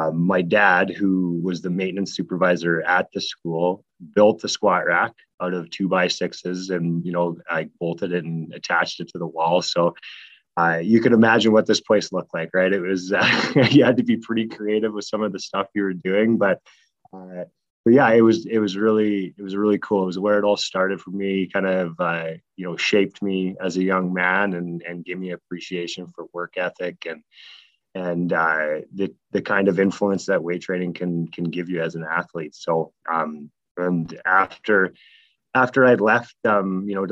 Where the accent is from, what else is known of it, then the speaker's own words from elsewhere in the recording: Snow Lake, Manitoba, Canada; growing up in a really small town called Snow Lake, Manitoba